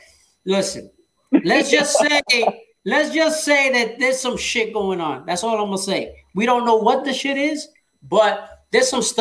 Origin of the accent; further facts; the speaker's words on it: New York City, New York, United States; we both from Brooklyn